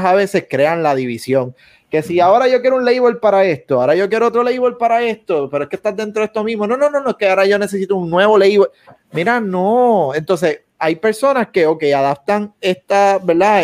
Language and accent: Spanish; Puerto Rico; somos puertorriqueños